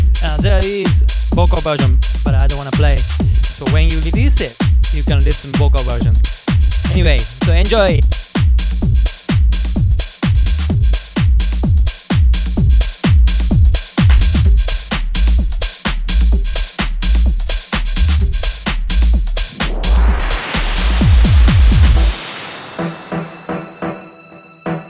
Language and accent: English; Japan; English is a second language; now in New York City, United States; I'm from Japan, I'm Japanese